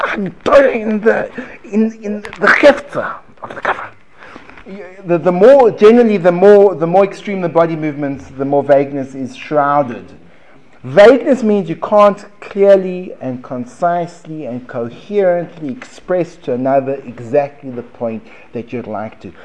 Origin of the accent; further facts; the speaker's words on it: United States; accent: American; my American accent